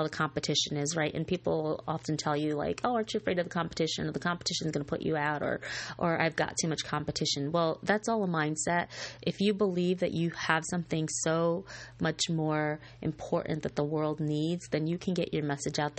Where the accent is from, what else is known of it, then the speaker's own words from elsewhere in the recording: Scotia, New York, United States; It was in my hometown, a little town called Scotia Glenville in Scotia Glenville, New York.